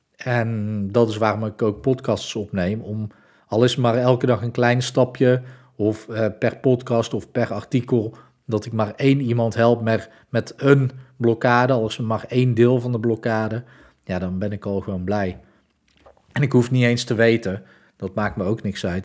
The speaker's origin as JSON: {"language": "Dutch", "town": "Breda", "region": "North Brabant", "country": "Netherlands", "said": "Ik kom uit Breda"}